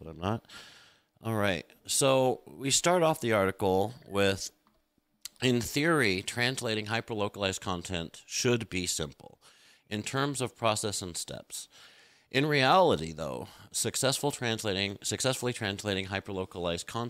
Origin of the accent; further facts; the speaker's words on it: United States; being an American is, growing up, like only the weird drama kids watched foreign films